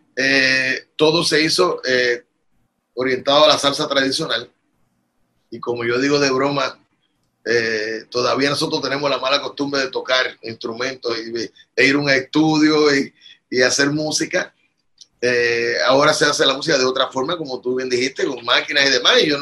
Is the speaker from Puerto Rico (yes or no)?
yes; Puerto Rico; also born or lived in Bogotá, Colombia; yo nací, me crié y vivo aquí.